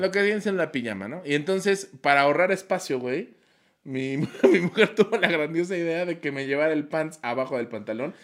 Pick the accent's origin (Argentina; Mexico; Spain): Mexico; Mexico City; como buen mexicano que soy, chilango